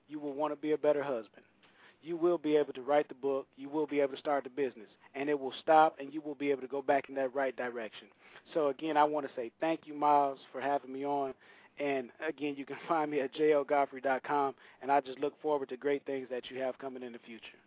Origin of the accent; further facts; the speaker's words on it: Saginaw, Michigan, United States; now in Nashville, United States; I grew up in Saginaw, Michigan